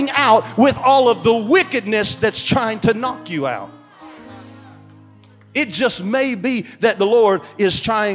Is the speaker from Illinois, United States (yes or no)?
no; Beaver Dam, Kentucky, United States; I'm from Beaver Dam, Kentucky